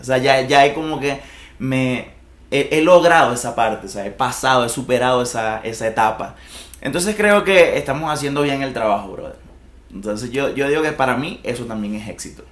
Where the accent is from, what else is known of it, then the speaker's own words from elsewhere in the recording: Venezuela; moved away as an adult; now in Colombia; Yo nunca había salido de Venezuela